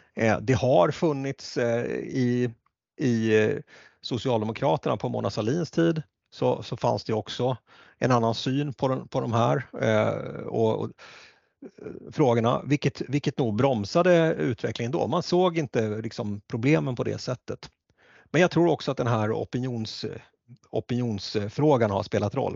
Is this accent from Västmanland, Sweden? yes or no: yes; Västerås, Västmanland, Sweden; där jag växte upp eh, och det är Västerås